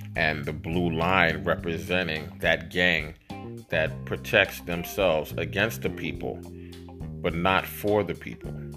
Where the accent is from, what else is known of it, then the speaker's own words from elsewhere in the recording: United States; us as American citizens